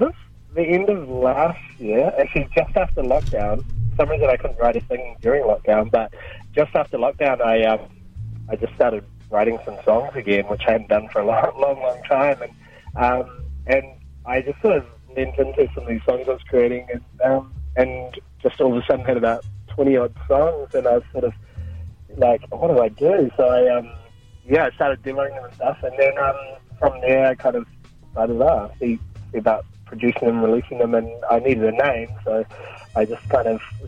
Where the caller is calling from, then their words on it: Mount Maunganui, Bay of Plenty, New Zealand; Mount Maunganui.